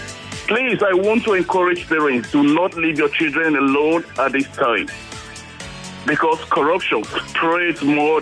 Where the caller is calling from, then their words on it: Gbetu Awoyaya, Lagos, Nigeria; I'm calling from Gbetu Awoyaya.